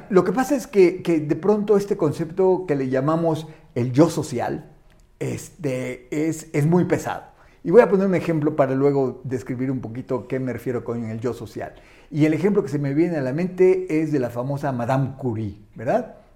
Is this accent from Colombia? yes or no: no; Chiapas, Mexico; Soy chiapaneco